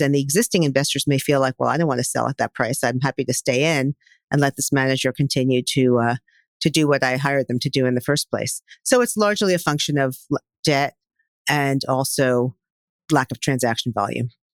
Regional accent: New York City, New York, United States; I am a born and bred New Yorker.

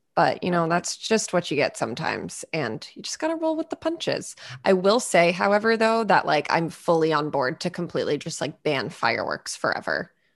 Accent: New England, United States

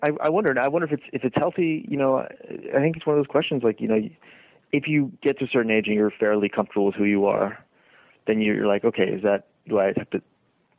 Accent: Deep South, United States; there's plenty that is complicated about growing up in the Deep South, especially if one is not of the sort of two dominant groups

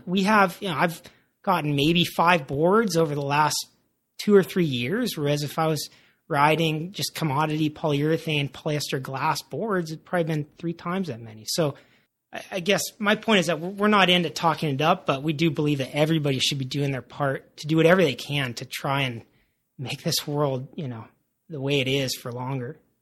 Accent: Santa Barbara, California, United States; Parker and I, when we grew up in Santa Barbara

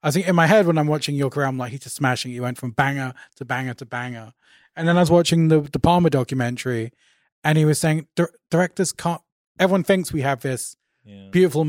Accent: London, United Kingdom; all these people look like people I grew up with in Northwest London.

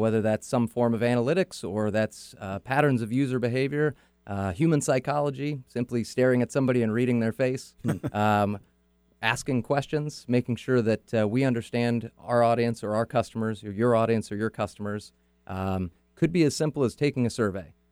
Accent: Auburn, California, United States; now in Seattle, United States; I grew up in Northern California, okay. so like everybody from Northern California, moved to Seattle

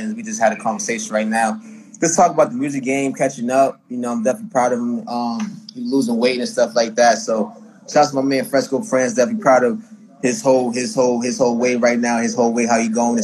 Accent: Boston, Massachusetts, United States; I'm from Boston, Mass

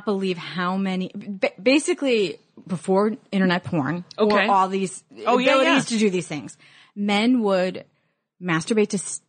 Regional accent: Illinois, United States; I'm from Illinois.

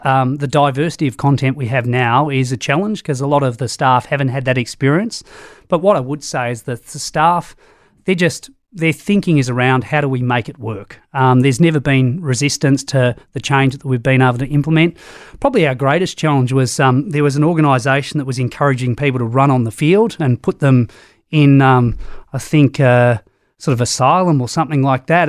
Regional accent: Australia; now in New Zealand; Australia, but now live in New Zealand

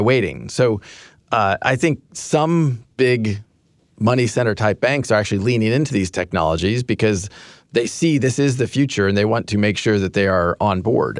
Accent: Kansas, United States; moved away; I grew up in Kansas

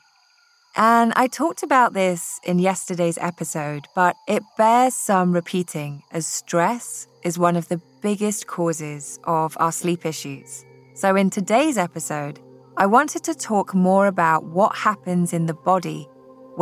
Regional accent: Scotland, United Kingdom; now in California, United States; growing up in Scotland, we did not have earthquakes.

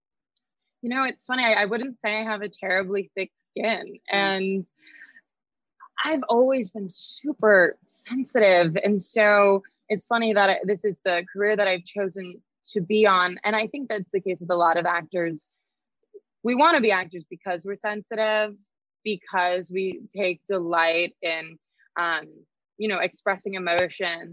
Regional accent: Boise, Idaho, United States; moved away; growing up in Idaho

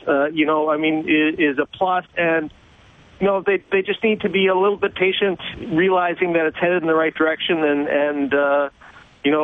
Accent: Saskatchewan, Canada; now in New York, United States; I grew up in Saskatchewan

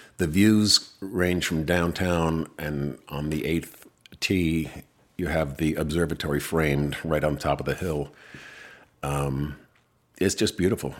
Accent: Ridgewood, New Jersey, United States; now in Los Angeles, United States; I was born in Ridgewood

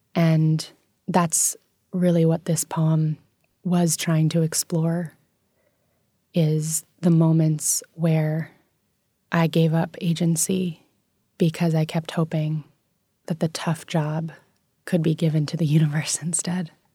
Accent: New York City, New York, United States; I grew up in New York City

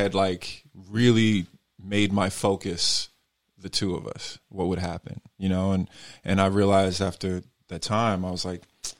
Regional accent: New York, United States; I'm from New York

